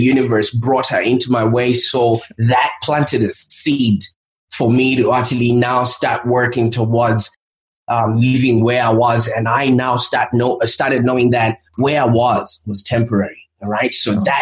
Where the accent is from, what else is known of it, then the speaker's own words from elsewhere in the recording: Zimbabwe; moved away; I was born in Zimbabwe